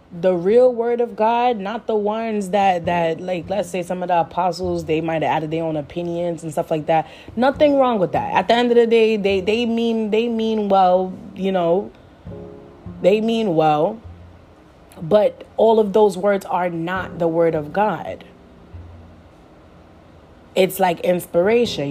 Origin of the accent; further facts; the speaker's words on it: Jamaica; I'm Jamaican